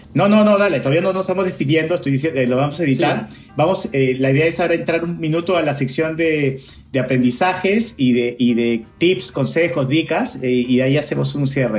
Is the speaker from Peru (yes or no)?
yes; Peru; now in United States; yo soy peruano que vivo acá en Estados Unidos hace mucho tiempo